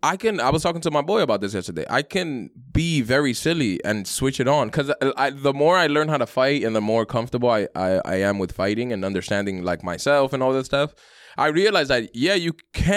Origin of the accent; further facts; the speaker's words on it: New York City, New York, United States; I grew up in Brooklyn, Sunset Park.